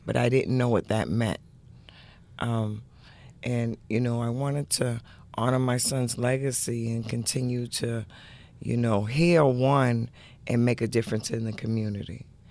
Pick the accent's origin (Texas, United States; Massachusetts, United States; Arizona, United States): Massachusetts, United States; Boston; also born or lived in Dorchester; I've grown up from Dorchester to Roxbury, but pretty much the inner city